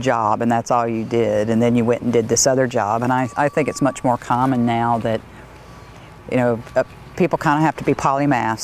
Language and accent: English; Mississippi, United States; moved away as an adult; also born or lived in Alabama / Texas; now in Oregon, United States; I'm from Mississippi